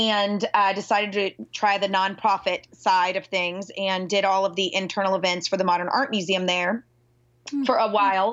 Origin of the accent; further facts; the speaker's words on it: Nashville, Tennessee, United States; moved away as an adult; also born or lived in Fort Worth / Dallas; I'm from Nashville. I am a rare unicorn, born and raised here